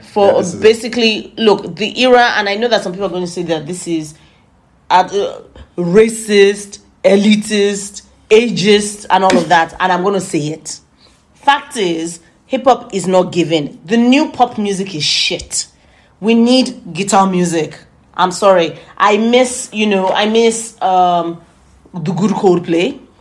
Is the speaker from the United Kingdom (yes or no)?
yes; United Kingdom; we're British